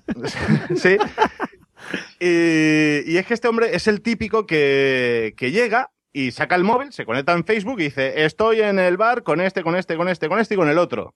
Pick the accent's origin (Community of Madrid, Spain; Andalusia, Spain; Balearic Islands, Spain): Balearic Islands, Spain; Ibiza; un bar de mi tierra, en Ibiza